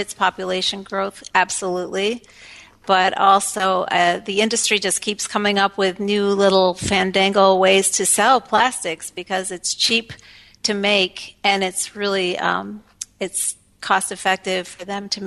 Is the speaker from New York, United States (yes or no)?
yes; Elmira, New York, United States; moved away; I'm from Landlock, Elmira, New York, which is a small town in central New York.